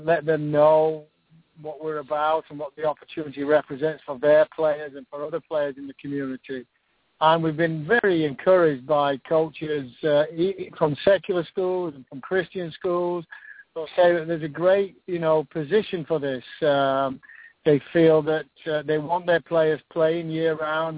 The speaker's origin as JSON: {"language": "English", "region": "England", "country": "United Kingdom", "moved": "yes", "lives_now": "United States", "said": "I'm from England"}